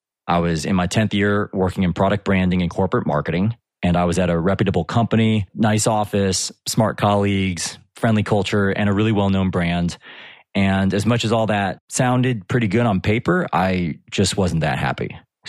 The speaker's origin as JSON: {"language": "English", "country": "United States", "lives_now": "United Kingdom", "said": "I'm based near London in the UK, but as you can probably tell from my accent, I'm originally from the US."}